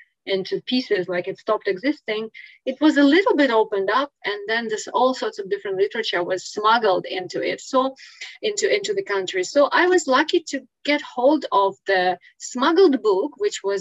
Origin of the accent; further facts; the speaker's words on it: Ukraine; English is a second language; moved away as an adult; now in Singapore; I was born in Ukraine